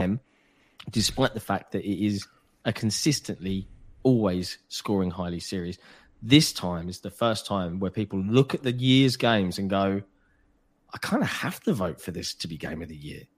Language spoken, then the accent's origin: English; United Kingdom; I realize I'm British